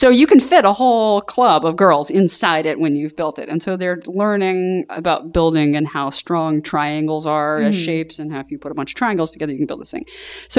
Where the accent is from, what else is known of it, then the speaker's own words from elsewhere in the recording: Southern US, United States; Well, I'm from the South.